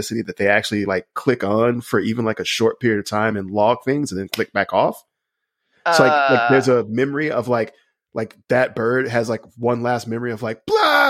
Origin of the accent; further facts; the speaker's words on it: Alabama, United States; I'm from Alabama